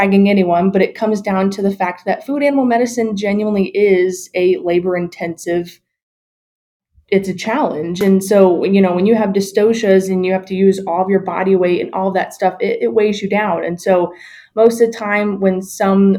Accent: Ohio, United States; moved away as an adult; also born or lived in Illinois / Iowa; now I'm here back in Columbus at my home state at Ohio State University

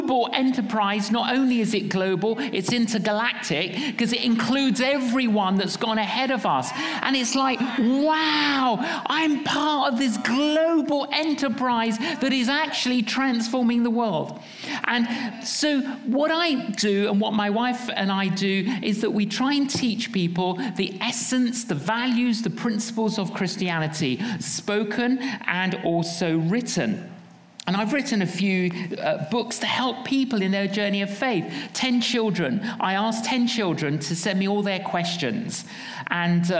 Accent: London, United Kingdom; we're from London

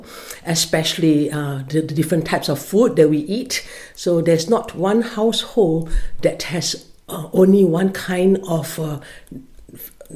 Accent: Malaysia; moved away as an adult; now in Killaloe, Ireland; I'm from Malaysia, and I've been in Killaloe for the last 11 years

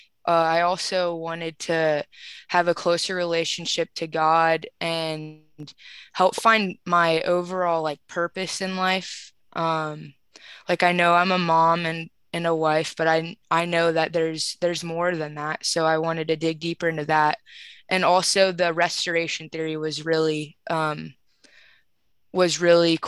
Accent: Columbus, Ohio, United States; I'm from Columbus, Ohio

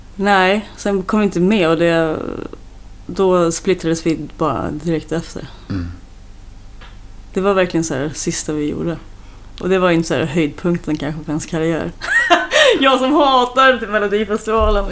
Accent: Sweden; jag är så svensk

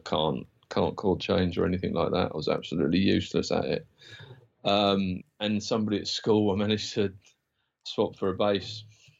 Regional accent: Isle of Wight, South East England, United Kingdom; moved away as an adult; also born or lived in Portsmouth; And kind of then moved over to Portsmouth from the Isle of Wight, because I'm from the Isle of Wight originally.

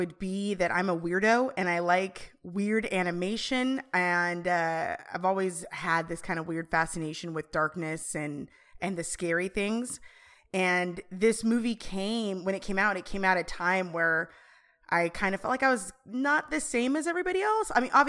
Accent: Aurora, Colorado, United States; growing up in Aurora, I grew up in Colorado, so growing up in Aurora

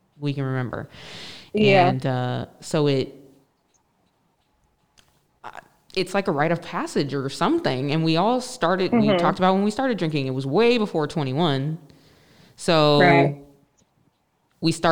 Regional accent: United States; being American

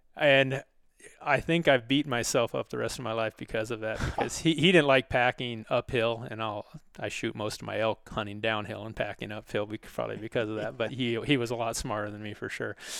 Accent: Sitka, Alaska, United States; I grew up in Alaska

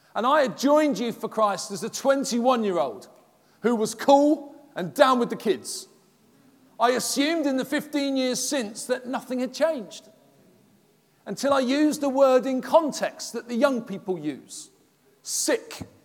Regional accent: London, United Kingdom; accent: Cockney; moved away as an adult; also born or lived in Halesowen, West Midlands; I'm from London

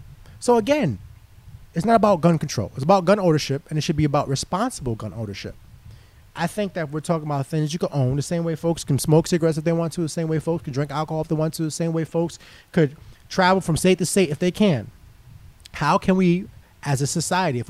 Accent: New York City, New York, United States; growing up in inner city, growing up in Harlem, single mom, being raised, only boy, youngest

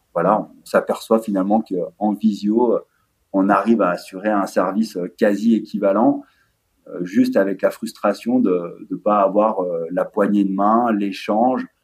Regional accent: La Clusaz, Auvergne-Rhône-Alpes, France; on vient de la Clusa, euh, station de ski

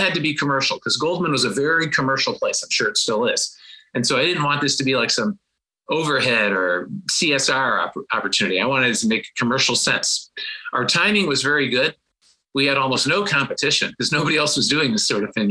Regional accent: Cleveland, Ohio, United States; moved away as an adult; also born or lived in New York / Tokyo; growing up in Cleveland

